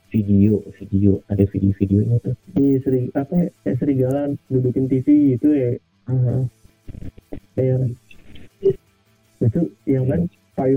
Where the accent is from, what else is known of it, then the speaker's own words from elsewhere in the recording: Depok, West Java, Indonesia; gila beneran gue dari Depok gue.